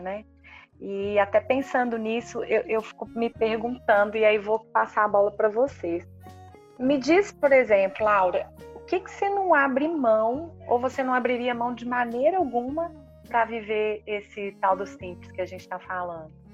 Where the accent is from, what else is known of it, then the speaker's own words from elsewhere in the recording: Minas Gerais, Brazil; A gente como mineiro